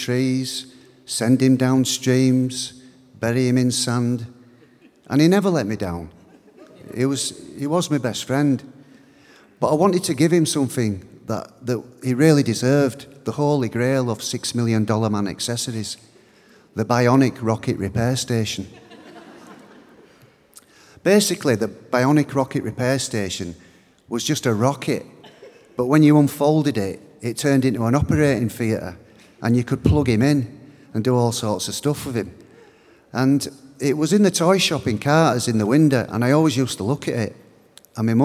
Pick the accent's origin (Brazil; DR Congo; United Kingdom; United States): United Kingdom; Bradford, Yorkshire and the Humber; My parents are Irish, but I was born in Bradford in Yorkshire. Where I lived was quite working class